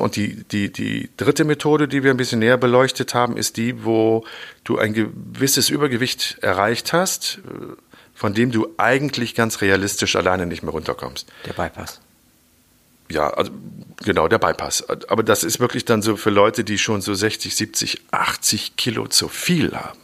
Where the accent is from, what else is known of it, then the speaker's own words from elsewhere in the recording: Germany; bei uns in Deutschland